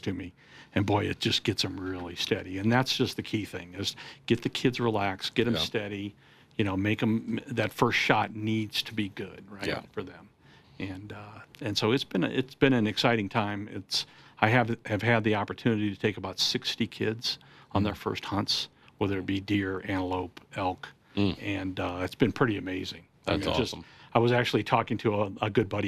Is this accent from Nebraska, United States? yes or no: yes; Omaha, Nebraska, United States; I grew up in Omaha, Nebraska